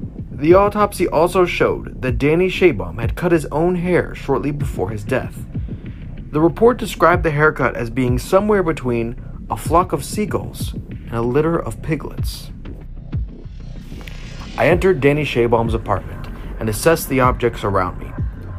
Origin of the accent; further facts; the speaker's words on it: Toronto, Ontario, Canada; born there; I was born on January 16th, 1973, in a Toronto hospital, a hefty 17 pounds.